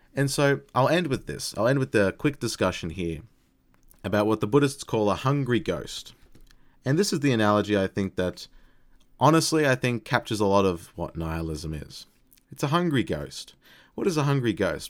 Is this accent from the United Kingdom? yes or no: no; Australia; phrasing, I guess, as an Australian